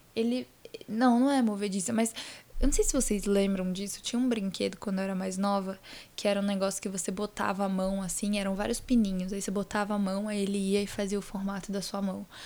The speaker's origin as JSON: {"language": "Portuguese", "town": "Vitória", "region": "Espírito Santo", "country": "Brazil", "tie": "born or raised there", "also_born_or_lived": "Itaquera, São Paulo", "moved": "yes", "lives_now": "São Paulo, Brazil", "said": "viajei para Vitória, que é onde eu nasci, onde está minha família"}